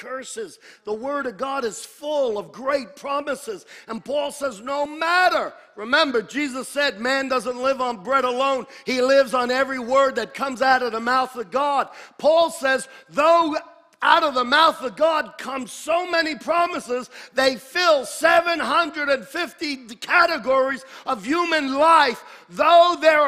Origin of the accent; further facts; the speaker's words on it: United States; I am an American